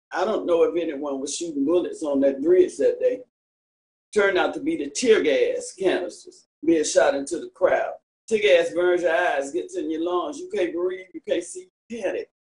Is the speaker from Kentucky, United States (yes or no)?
no; Selma, Alabama, United States; I was born and raised here in Selma